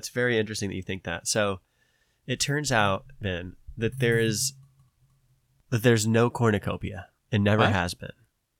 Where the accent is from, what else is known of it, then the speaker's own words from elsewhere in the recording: the South, United States; I'm from the South, so our teachers often have a Southern accent.